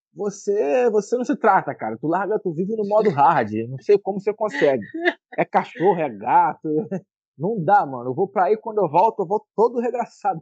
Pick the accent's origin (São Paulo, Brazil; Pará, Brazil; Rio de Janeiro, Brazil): Rio de Janeiro, Brazil; como carioca